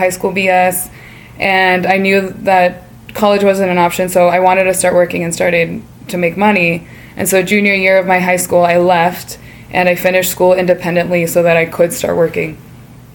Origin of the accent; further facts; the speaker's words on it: Sacramento, California, United States; first language Spanish; English is a second language; I was born and raised in Sacramento, California